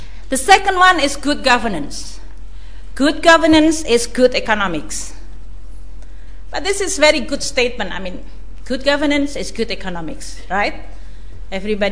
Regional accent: Indonesia; I come from Indonesia

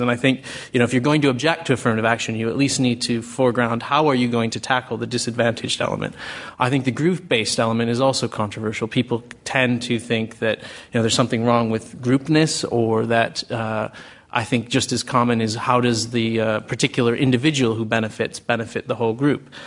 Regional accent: United States; accent: American; moved away as an adult; now in United Kingdom; I haven't lost my American accent despite living here 20 years

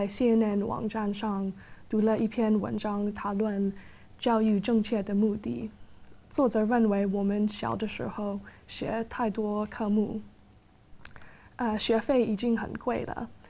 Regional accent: Hong Kong; now in London, United Kingdom; 我一直，我从小一直住在香港，但现在我搬到了伦敦。

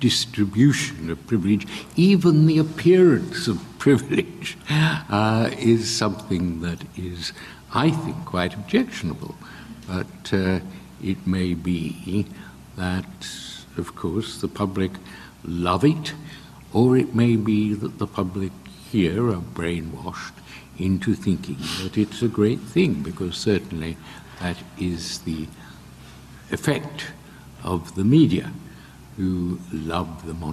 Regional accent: Australia; now in United Kingdom; When I was a kid growing up in Australia

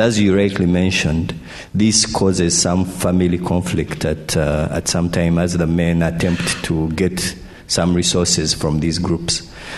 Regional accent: Uganda; I'm from Uganda.

